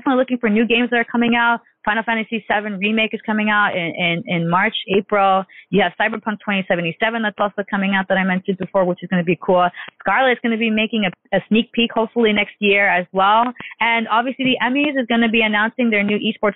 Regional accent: New York, United States; New York, my hometown

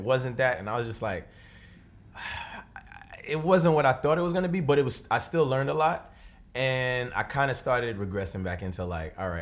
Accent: New York City, New York, United States; we lived in this one house on East Flatbush my whole life

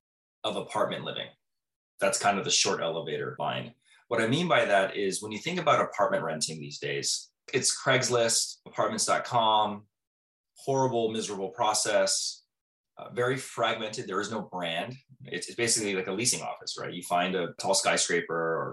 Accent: Southern California, United States; moved away as an adult; also born or lived in Manhattan; I'm from Southern California

